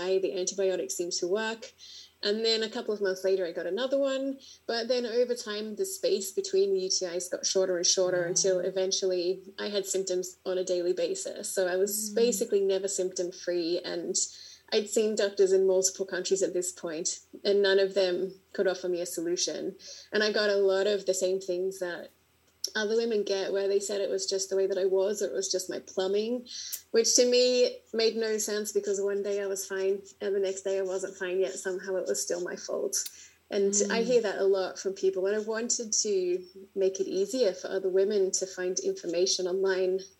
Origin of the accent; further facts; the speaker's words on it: Australia; accent: Australian; moved away as an adult; also born or lived in Berlin, Germany; now in Slovenia; I'm Australian, as you can probably tell by my accent. And before I left Australia